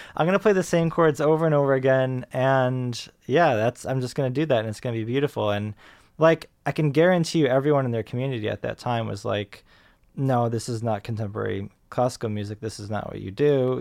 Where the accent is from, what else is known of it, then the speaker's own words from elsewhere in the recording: Rochester, New York, United States; moved away; I grew up in Rochester, New York